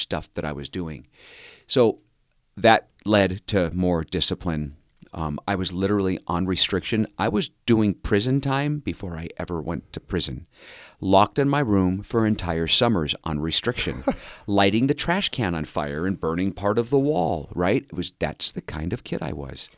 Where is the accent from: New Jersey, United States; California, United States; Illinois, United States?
California, United States; Cerritos; also born or lived in Anaheim, California; I, grew up in Southern California. I was born in Anaheim, California, and I was raised in Cerritos